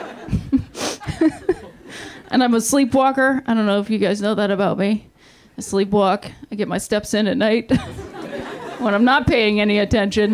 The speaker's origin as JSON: {"language": "English", "town": "Akron", "region": "Ohio", "country": "United States", "moved": "yes", "lives_now": "Los Angeles, United States", "said": "I'm from Akron, Ohio, also home of the king, LeBron James"}